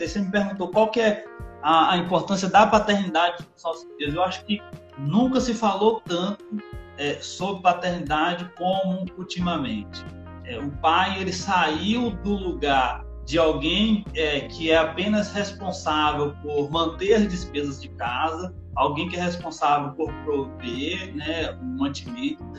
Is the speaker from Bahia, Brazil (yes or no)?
yes; Salvador, Bahia, Brazil; moved away as an adult; now in Campo Belo, Brazil; eu sou de Salvador, Bahia. Eu cresci lá, formei lá.